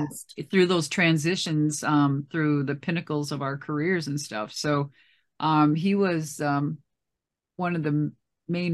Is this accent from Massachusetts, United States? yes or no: no; Minneapolis, Minnesota, United States; I'm from Minneapolis. I'm from Minnesota.